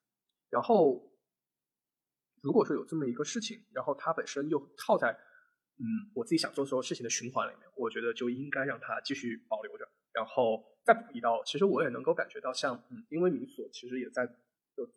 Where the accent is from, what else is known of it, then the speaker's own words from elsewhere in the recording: Zhenjiang, Jiangsu, China; 结果我老家又被封。本身我的预期是有三个月里面我可以处理很多很多事情，结果就在镇江就待了一个月。